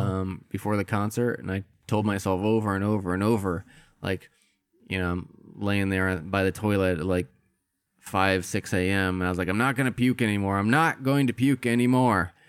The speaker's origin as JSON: {"language": "English", "region": "Midwest", "country": "United States", "tie": "born or raised there", "said": "I grew up in the Midwest"}